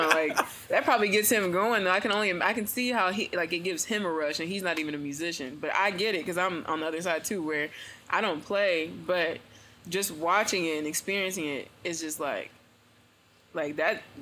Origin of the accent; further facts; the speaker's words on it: Indianapolis, Indiana, United States; moved away as an adult; also born or lived in Muncie; now in Atlanta, United States; I'm from Indianapolis. That's where I'm from.